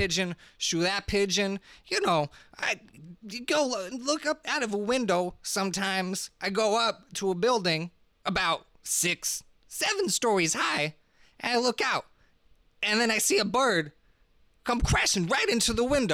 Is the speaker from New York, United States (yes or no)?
yes; New York City, New York, United States; I grew up in the basement down in Brooklyn, Red Hook.